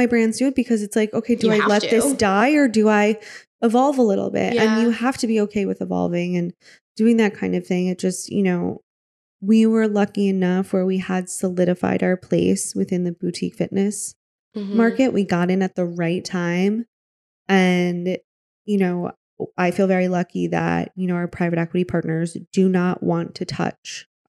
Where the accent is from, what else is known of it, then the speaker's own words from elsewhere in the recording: Midwest, United States; I'm from the Midwest. I spent so much time there. You know, I grew up there